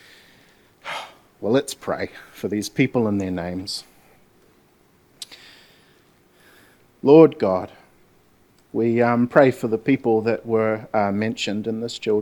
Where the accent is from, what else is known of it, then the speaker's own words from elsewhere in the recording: Gisborne, New Zealand; I'm from Gisborne